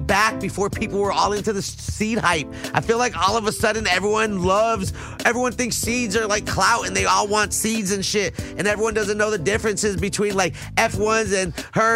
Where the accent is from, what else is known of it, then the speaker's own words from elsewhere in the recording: United States; we're both from the Valley